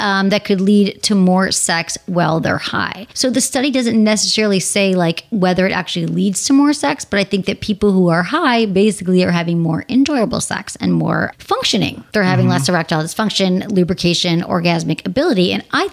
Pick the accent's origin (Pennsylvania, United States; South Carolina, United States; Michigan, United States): Michigan, United States; Detroit; moved away; Detroit, my hometown